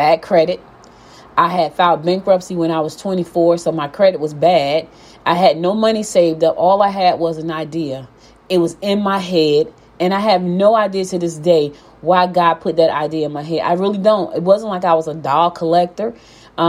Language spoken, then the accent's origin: English; Newark, New Jersey, United States; moved away as an adult; also born or lived in Albany, Georgia / Maplewood, New Jersey; now in Gwinnett County, Georgia, United States; I was born in Georgia, Albany, Georgia, but I was raised in Newark, New Jersey.